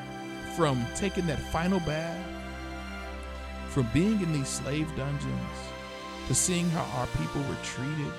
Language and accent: English; United States; I'm from America